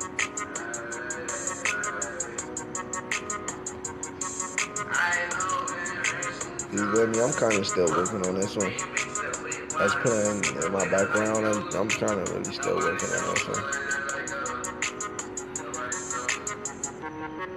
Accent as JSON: {"language": "English", "town": "Miami", "region": "Florida", "country": "United States", "said": "when you're from a city that has a lot of rappers in it, like I'm from Miami."}